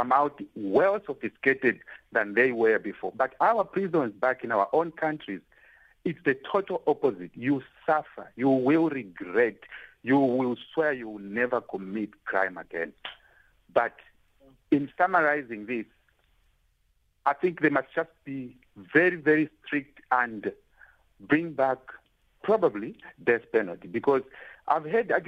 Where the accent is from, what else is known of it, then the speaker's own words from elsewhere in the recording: Zambia; now in South Africa; I'm originally from Zambia